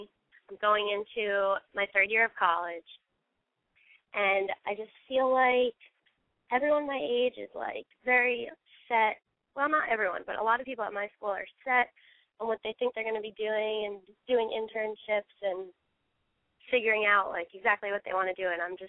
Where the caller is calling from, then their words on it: Los Angeles, California, United States; I'm 20, and I'm calling from Los Angeles.